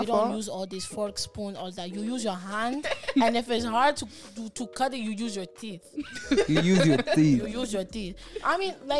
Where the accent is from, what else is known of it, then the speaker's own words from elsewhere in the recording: New York, United States; I'm from New York, that don't work.